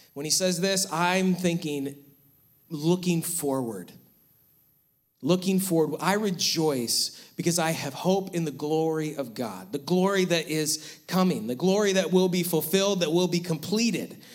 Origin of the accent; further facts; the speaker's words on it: Western New York, United States; growing up in Western New York